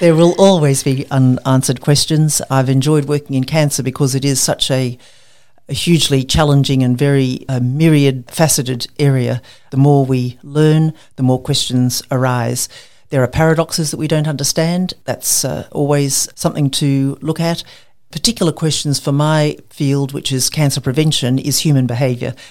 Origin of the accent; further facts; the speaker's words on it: Queensland, Australia; also born or lived in Cairns / Brisbane; I'm a Queenslander born and bred.